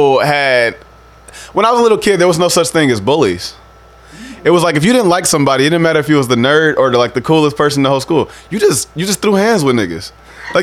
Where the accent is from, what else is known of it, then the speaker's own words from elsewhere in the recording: Sauk Village, Illinois, United States; I grew up in Sauk Village